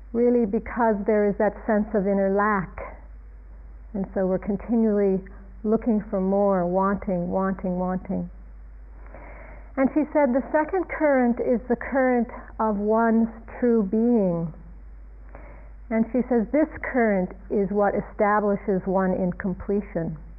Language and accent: English; Ohio, United States; moved away; I was growing up in a suburban town in a place called Ohio, Ohio in the United States